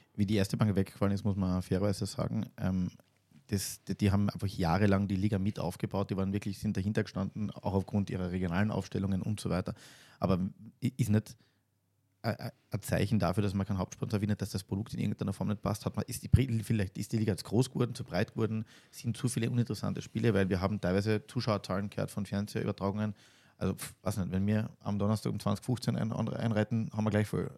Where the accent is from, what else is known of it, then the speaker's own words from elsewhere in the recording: Carinthia, Austria; als Kärntner